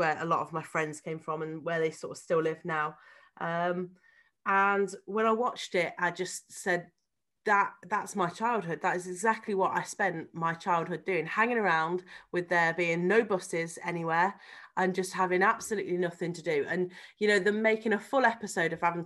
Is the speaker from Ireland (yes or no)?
no; Harvington, West Midlands, United Kingdom; This is literally us growing up in Harvington.